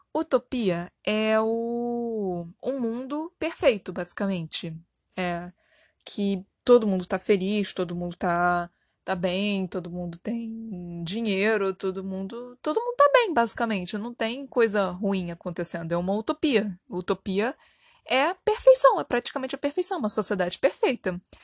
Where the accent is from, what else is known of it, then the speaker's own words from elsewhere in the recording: Brazil; somos brasileiros